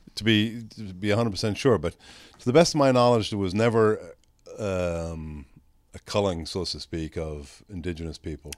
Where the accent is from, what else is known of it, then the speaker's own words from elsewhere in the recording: Ireland; now in Texas, United States; when I grew up in Ireland